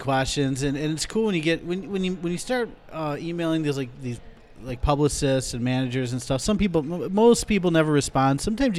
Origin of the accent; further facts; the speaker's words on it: Rockford, Illinois, United States; I'm from Rockford